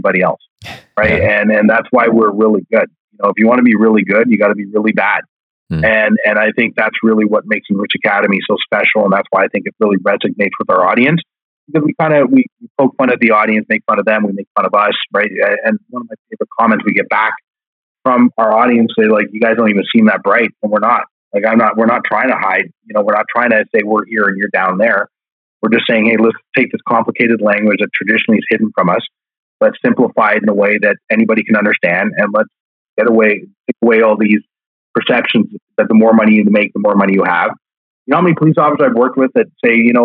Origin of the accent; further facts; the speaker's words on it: Canada; we are Canadian.